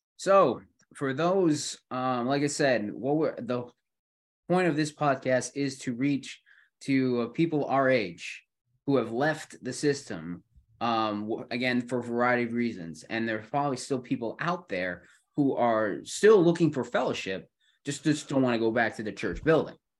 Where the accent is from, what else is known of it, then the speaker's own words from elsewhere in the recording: Buffalo, New York, United States; also born or lived in South Carolina; now in Greenville, United States; I'm, uh, um, originally from New York, not the city, mind you, but, uh, Buffalo area